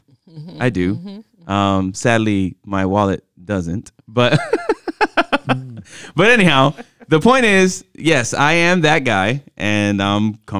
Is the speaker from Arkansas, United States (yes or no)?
no; New York, United States; born there; also born or lived in Miami; I am very fashionista. I mean, I was born in New York and then